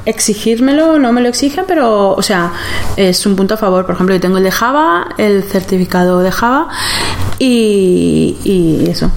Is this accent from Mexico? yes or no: no; Valencia, Valencian Community, Spain; moved away as an adult; also born or lived in Berlin, Germany; now in Germany; esta empresa está en España, que es de donde soy yo, de Valencia